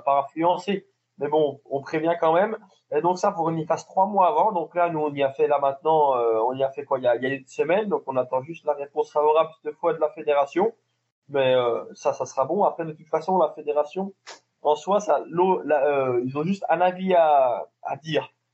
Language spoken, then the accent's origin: French; France; on est du Jura